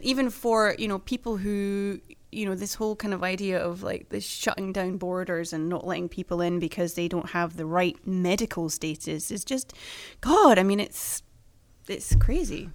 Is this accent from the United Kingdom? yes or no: yes; United Kingdom; now in Sweden; my own country